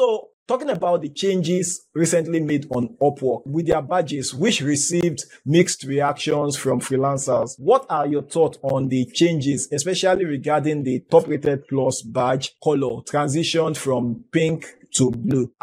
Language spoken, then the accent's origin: English; Nigeria; I am from Nigeria.